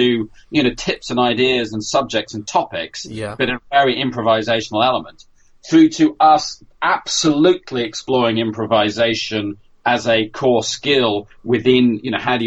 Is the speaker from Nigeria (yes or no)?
no; United Kingdom; I'm British